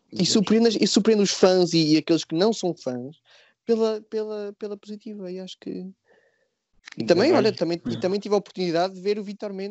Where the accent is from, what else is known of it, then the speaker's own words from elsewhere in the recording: Portugal; Pá, eu sou português, não gosto de correr de touros, não vou, pá, não vou.